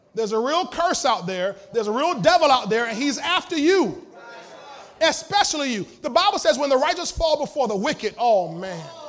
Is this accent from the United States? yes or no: yes; United States; I'm an American.